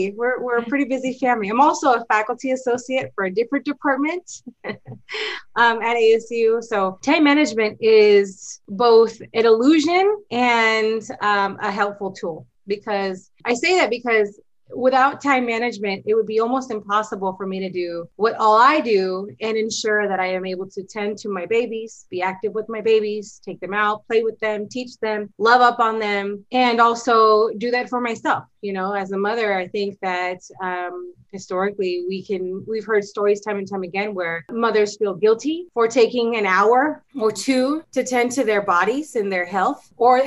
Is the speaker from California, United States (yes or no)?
yes; Southern California, United States; moved away as an adult; now in Arizona, United States; I'm new to Arizona, so I'm a California girl. I was born and raised in Southern California, moved to Arizona about 3 years ago